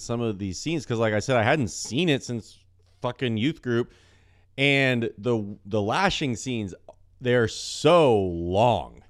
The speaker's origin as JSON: {"language": "English", "country": "United States", "tie": "born or raised there", "said": "growing up in the United States of America"}